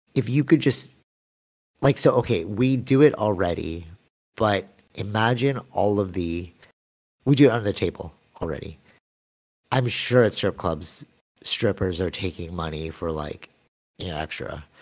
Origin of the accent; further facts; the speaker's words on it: Philippines; I'm Filipino